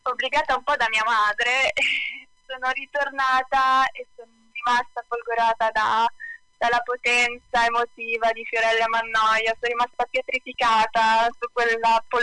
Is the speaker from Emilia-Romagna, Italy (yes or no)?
no; Sanremo, Liguria, Italy; io sono di Sanremo e sono cresciuta eh, qui a Sanremo